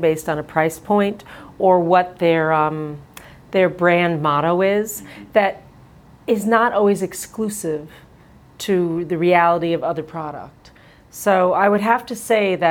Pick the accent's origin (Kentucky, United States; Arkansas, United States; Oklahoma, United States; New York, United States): New York, United States; Long Island; I'm actually from Long Island